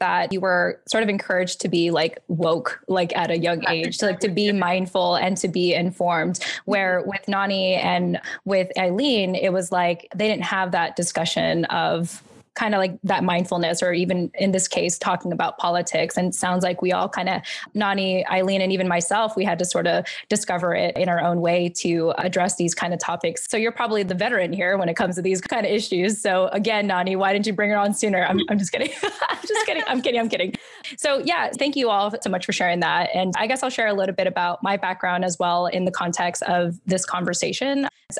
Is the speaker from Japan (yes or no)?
yes; Yokosuka, Kanagawa, Japan; born there; And then I was born in Yokosuka, Japan Naval Base, you know, on American soil and everything.